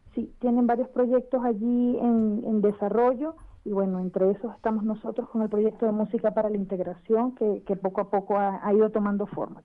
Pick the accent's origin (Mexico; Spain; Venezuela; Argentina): Venezuela; now in Chile; soy venezolana